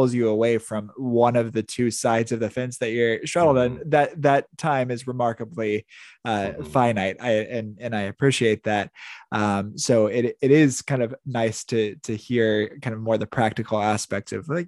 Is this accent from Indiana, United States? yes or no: yes; Indiana, United States; moved away as an adult; also born or lived in Wisconsin / Chicago suburbs, Illinois; now in Florida, United States; I was born and raised in Indiana, went to grad school in Wisconsin, lived in the suburbs of Chicago for a while. Now I live in Florida